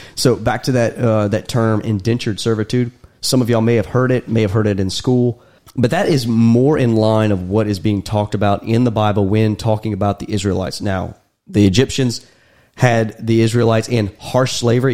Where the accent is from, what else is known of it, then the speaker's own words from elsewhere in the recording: United States; me and Daniel were born and raised in America